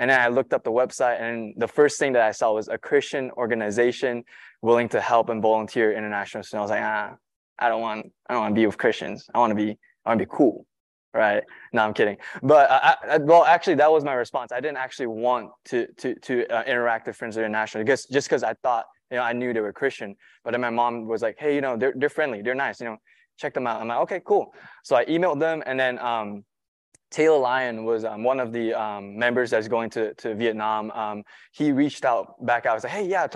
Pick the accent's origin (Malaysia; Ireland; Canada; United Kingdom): Malaysia; moved away as an adult; now in United States; I'm not from here. I'm from Malaysia.